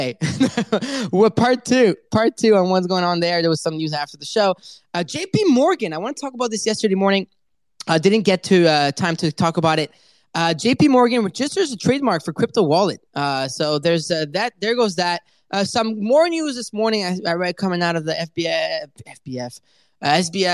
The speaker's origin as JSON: {"language": "English", "country": "France", "said": "I am French"}